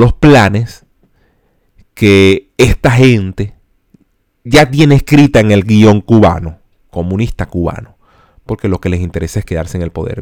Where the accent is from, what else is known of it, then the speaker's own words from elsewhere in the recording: Venezuela; nosotros como venezolanos